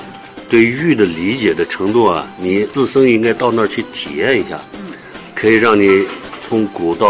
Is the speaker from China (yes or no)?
yes; Hotan, Xinjiang, China; 我在那儿出生，在那儿长大，然后对那儿的人文地理啊，什么东西都比较熟。